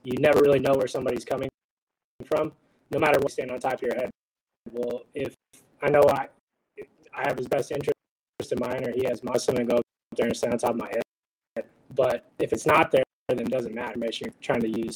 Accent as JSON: {"language": "English", "area": "just outside of Los Angeles", "region": "California", "country": "United States", "tie": "born or raised there", "said": "I grew up in just outside of Los Angeles"}